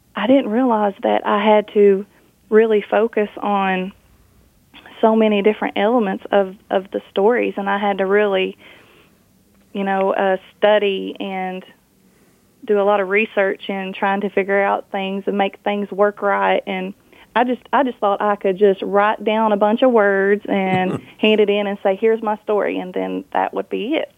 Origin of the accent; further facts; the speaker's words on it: Kentucky, United States; I grew up in Kentucky, so I know I know Kentucky